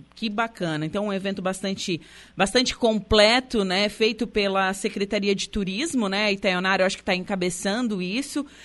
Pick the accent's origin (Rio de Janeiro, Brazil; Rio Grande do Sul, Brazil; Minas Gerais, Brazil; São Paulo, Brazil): Rio Grande do Sul, Brazil; E eu, como uma boa gaúcha